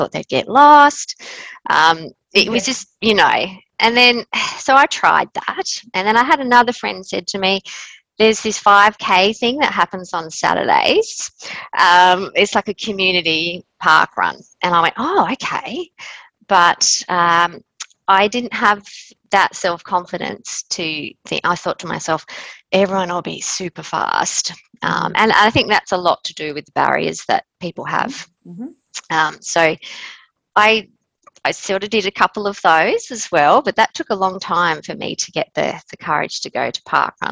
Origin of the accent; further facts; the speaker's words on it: Queensland, Australia; moved away as an adult; now in Adelaide, Australia; I'm originally from Queensland